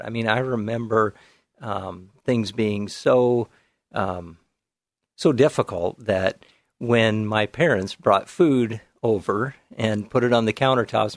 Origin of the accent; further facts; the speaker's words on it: Whiskey Hill, Oregon, United States; I grew up in the Canby area, out in the farm country in the big town of Whiskey Hill